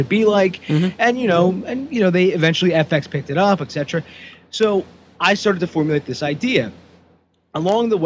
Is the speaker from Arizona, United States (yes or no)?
no; Aston, Pennsylvania, United States; I'm actually from Aston